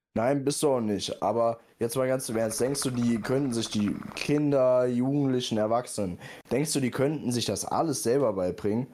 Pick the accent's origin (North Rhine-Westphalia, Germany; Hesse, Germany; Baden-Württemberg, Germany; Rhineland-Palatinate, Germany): Hesse, Germany; near Frankfurt; Ich komme ja auch hier aus der Nähe